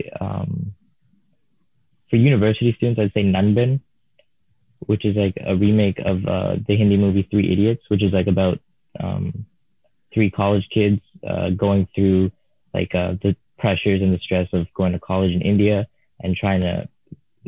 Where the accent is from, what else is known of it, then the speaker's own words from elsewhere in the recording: Newmarket, Ontario, Canada; first language Tamil; moved away as an adult; also born or lived in Toronto; now in Kingston, Canada; I grew up in Newmarket, which isn't like the most diverse